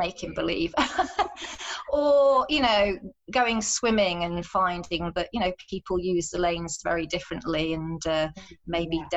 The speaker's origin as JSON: {"language": "English", "town": "Sheffield", "region": "Yorkshire and the Humber", "country": "United Kingdom", "tie": "born or raised there", "also_born_or_lived": "Dijon / Moscow", "said": "ended up back in Sheffield, which is my hometown"}